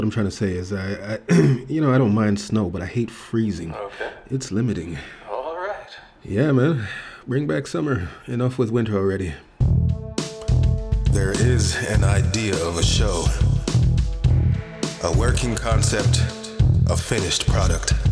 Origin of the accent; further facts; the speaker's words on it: Jamaica; I was telling him about how I came from Jamaica and then I experienced snow for the first time at one point